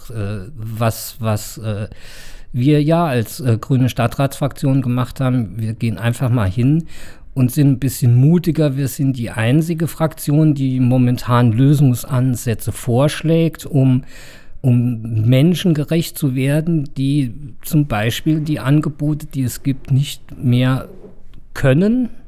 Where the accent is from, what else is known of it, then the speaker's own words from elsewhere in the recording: Saarbrücken, Saarland, Germany; ich bin als Saarbrücker ja lieber in der Presse positiv erwähnt, dass Saarbrücke Mut hat